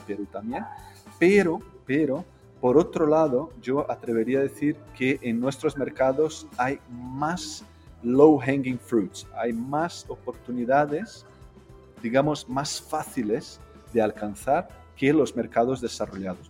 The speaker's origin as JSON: {"language": "Spanish", "region": "Rio de Janeiro", "country": "Brazil", "also_born_or_lived": "Spain", "said": "Yo pues soy de Río, soy brasileño"}